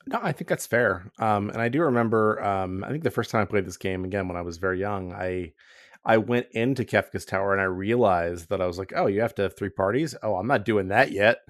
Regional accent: Akron, Ohio, United States; I was raised in a grinding culture, um, 'cause I'm from Akron, Ohio, and that's who we are

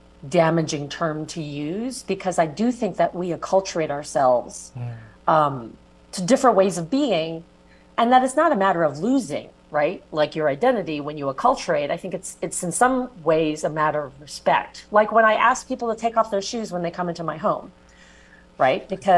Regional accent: California, United States; accent: classic California kind of nondescript accent; also born or lived in New York; I'm very American, right? So even though I do have ties to both China and Jamaica, you know, I'm also a kid that was born in New York and raised in California. I speak with a kind of classic California kind of nondescript accent.

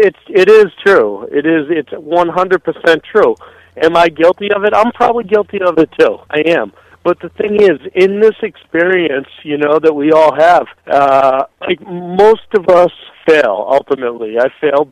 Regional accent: Boston, Massachusetts, United States; I'm from Boston.

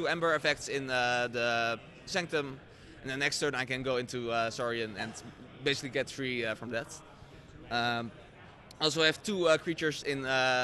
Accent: Netherlands; I'm from the Netherlands.

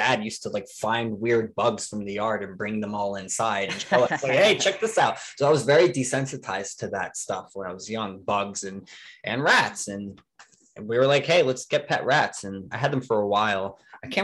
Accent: New Jersey, United States; also born or lived in New York; now in Florida, United States; I'm originally from New Jersey

